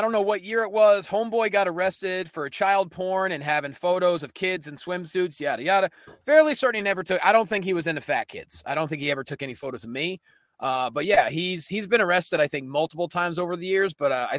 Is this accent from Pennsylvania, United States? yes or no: yes; Lehigh Valley, Pennsylvania, United States; I grew up in the Lehigh Valley of Pennsylvania. But my mom and dad are from about an hour north in northeastern Pennsylvania. You know, it's the Scranton-Wilkes-Barre area, if you will.